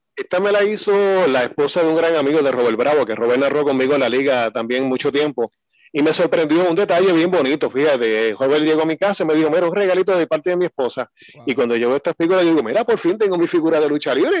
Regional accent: San Germán, Puerto Rico; yo soy de San Germán

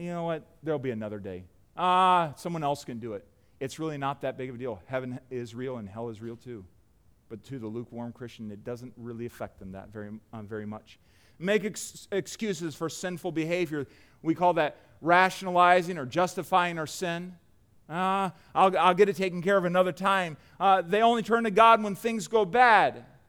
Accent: United States; us as Americans

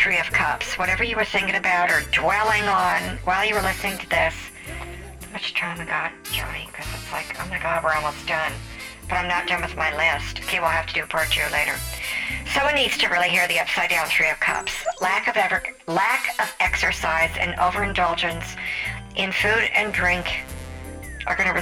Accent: Las Vegas, Nevada, United States; I'm from Vegas

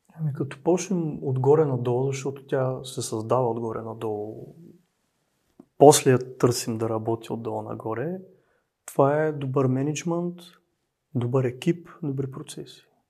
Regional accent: Dobruja, Bulgaria; Аз съм от Добруджа

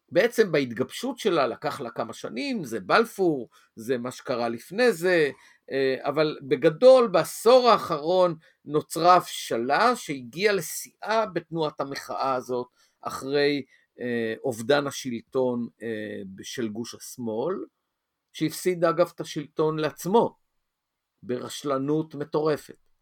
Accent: Tel Aviv, Tel Aviv District, Israel; moved away as an adult; also born or lived in Hadera / Azor; גדלתי בתל אביב ועברתי את כור ההיתוך התל אביבי

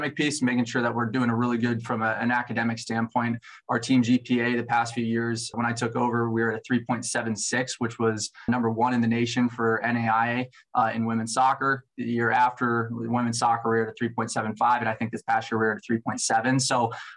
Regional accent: Omaha, Nebraska, United States; I grew up in Omaha, Nebraska, so I'm a Midwest kid at heart

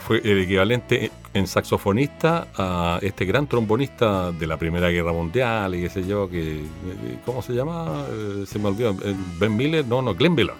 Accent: Chile; como chilenos

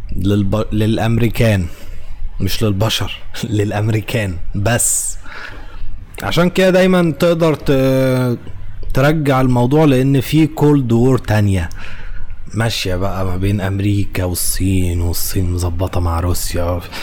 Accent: Egypt; واحنا كمصريين وعرب

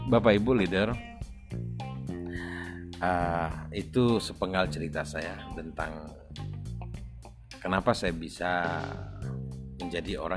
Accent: Kelampadu, South Sumatra, Indonesia; saya anak orang desa tepatnya desa kami itu di desa Kelampadu kecamatan Morakuang Kabupaten Ogan Ilir Sumatera Selatan eh, dari kota Palembang kurang lebih 120 km

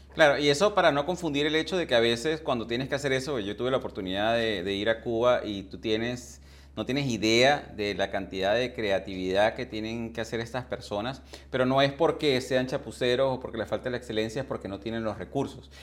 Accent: Venezuela; moved away as an adult; also born or lived in England; yo emigré de, de, de Venezuela hace más de 20 años hacia Inglaterra

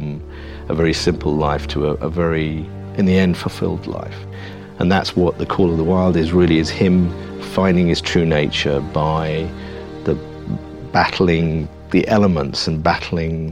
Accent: England, United Kingdom; I'm English

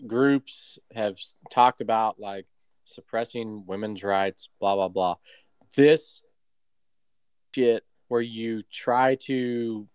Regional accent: United States; We're American.

